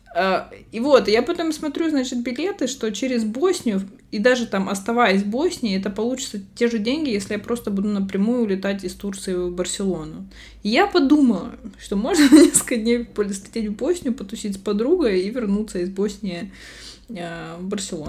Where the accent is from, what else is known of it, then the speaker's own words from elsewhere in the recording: Russia; accent: Russian (in Spanish); moved away; У меня всё ещё акцент, э, ру-, русский присутствует на испанском